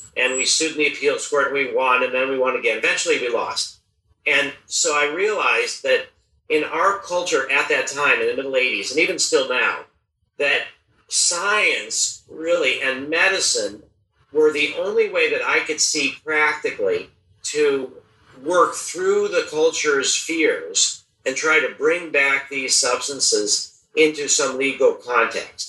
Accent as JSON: {"language": "English", "country": "United States", "tie": "born or raised there", "said": "I was born in the United States in 1953"}